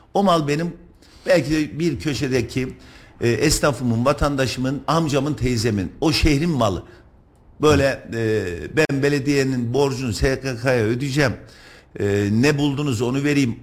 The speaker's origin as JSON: {"language": "Turkish", "region": "Kayseri Province", "country": "Turkey", "said": "Ben Kayseriliyim, ben ticaret yapıyorum, ben tüccarım"}